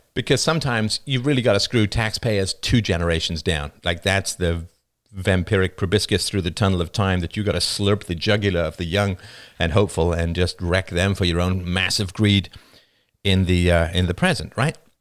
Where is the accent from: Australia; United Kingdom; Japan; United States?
United Kingdom; England; moved away; I grew up in England